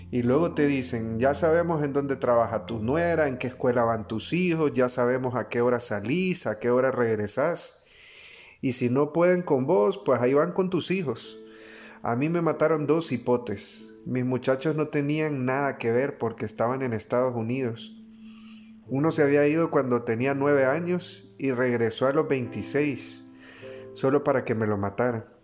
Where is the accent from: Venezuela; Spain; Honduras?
Honduras; Esta es nuestra patria y como hondureños amo el lugar que me vio nacer.